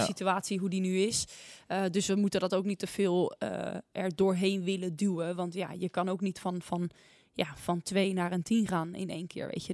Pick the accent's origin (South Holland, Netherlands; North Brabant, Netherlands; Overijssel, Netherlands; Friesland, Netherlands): South Holland, Netherlands; Naaldwijk; Ik kom uit Naaldwijk. Dat ligt in het, eh, in het westen van het land.